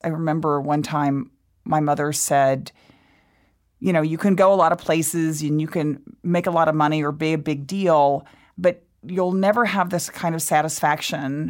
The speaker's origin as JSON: {"language": "English", "town": "Waco", "region": "Texas", "country": "United States", "tie": "born or raised there", "said": "I was born in Waco, Texas, to parents who were just total rabble-rousers"}